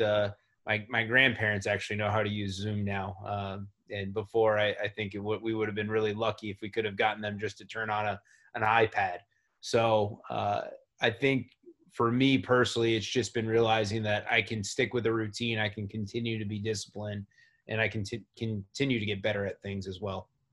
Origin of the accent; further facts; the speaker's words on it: Tucson, Arizona, United States; growing up in Tucson, where uh, Pac-12 basketball and University of Arizona basketball is really popular